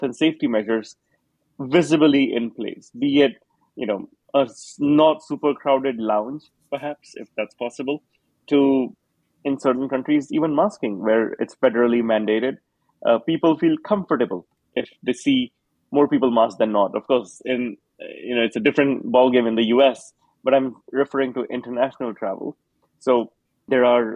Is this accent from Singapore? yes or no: yes; Singapore; I grew up in Singapore